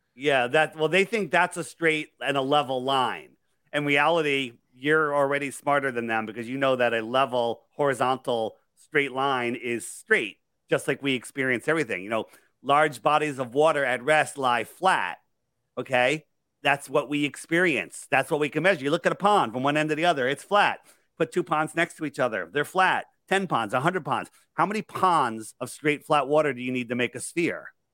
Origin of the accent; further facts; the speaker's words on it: California, United States; I'm from Cali